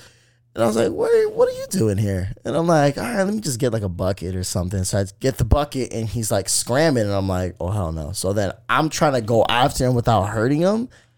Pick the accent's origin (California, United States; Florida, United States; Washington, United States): Florida, United States; I'm from Florida.